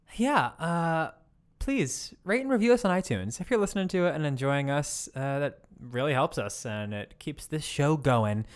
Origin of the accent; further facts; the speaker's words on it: United States; accent: American; my American accent